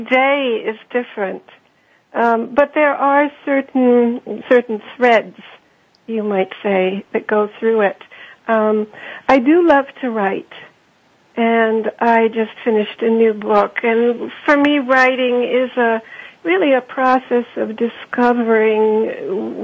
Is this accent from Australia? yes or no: no; Germany; moved away; also born or lived in Austria; Well, I am German. I grew up in Austria and Germany.